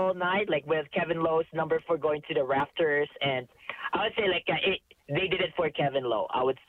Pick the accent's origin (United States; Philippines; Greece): Philippines; now in Canada; For 15 years, though, since when I moved to Canada from the Philippines in 2006 during the cup final run